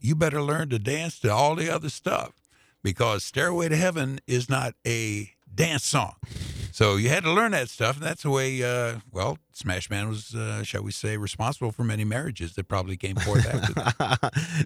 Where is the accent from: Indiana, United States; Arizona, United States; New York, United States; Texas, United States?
Indiana, United States; Indianapolis; moved away as an adult; now in St. Louis, United States; I grew up on the Black side of Indianapolis